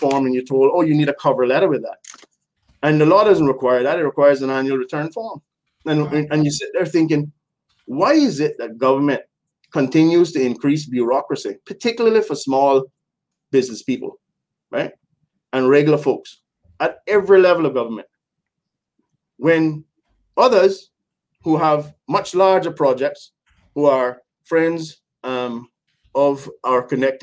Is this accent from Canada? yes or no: no; West Bay, Cayman Islands; I was born in West Bay, but I've lived just in about every corner of the island